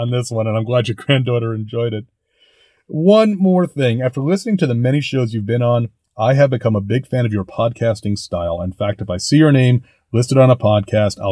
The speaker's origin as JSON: {"language": "English", "region": "New York", "country": "United States", "tie": "born or raised there", "said": "growing up in New York in the 1980s and 90s, as I did"}